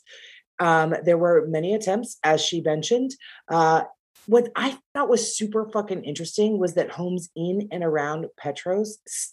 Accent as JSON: {"language": "English", "region": "Arizona", "country": "United States", "tie": "born or raised there", "also_born_or_lived": "Phoenix", "moved": "as an adult", "said": "being born and raised in Arizona"}